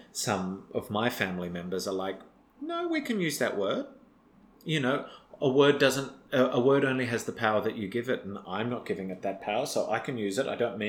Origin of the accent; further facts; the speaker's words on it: Tasmania, Australia; Because I'm from Tasmania.